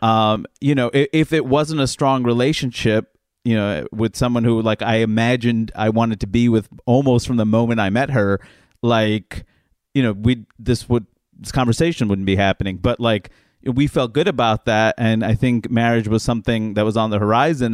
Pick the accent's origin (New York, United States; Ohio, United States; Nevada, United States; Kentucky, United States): New York, United States; I'm a New Yorker